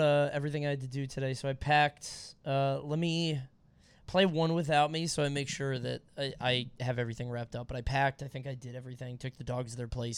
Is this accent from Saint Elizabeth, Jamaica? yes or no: no; Montego Bay, Saint James, Jamaica; moved away; Montego Bay, baby, where I was born and raised